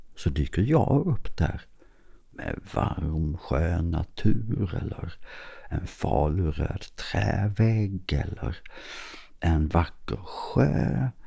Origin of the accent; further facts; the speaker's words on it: Klippan, Skåne, Sweden; konstföreningen hemma i Klippan